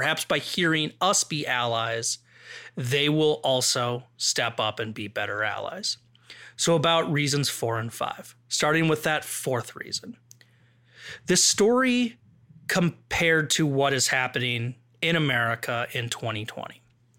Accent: Midwest, United States; accent: Midwestern; I think that's just my Midwestern accent.

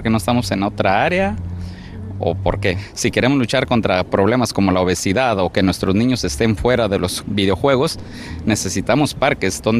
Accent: El Salvador; now in Los Angeles, United States; que regresamos a nuestro parque, donde venimos cuando venimos de nuestros países, de Centroamérica, yo vine de El Salvador, y se siente bonito que eso está siendo revitalizado.

